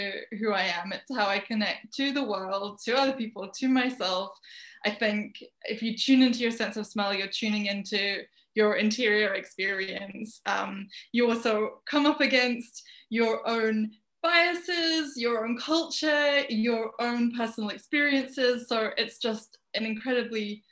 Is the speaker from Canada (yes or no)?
no; Birmingham, West Midlands, United Kingdom; moved away as an adult; also born or lived in London; I was born in Birmingham, which is a city in the center of England in the UK. It's just like right in the middle, landlocked. And I lived there until I was 18, when I moved to London